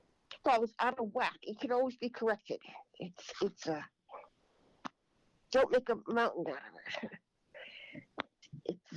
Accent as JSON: {"language": "English", "town": "Andover", "region": "Massachusetts", "country": "United States", "tie": "born or raised there", "said": "I was born and raised in Andover, Massachusetts"}